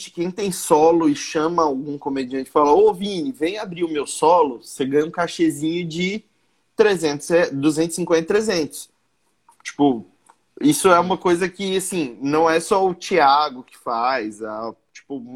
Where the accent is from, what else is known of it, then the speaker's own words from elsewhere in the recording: Mato Grosso, Brazil; você tá na capital, mas a gente é do Mato Grosso, a gente é do interior do Brasil, sabe?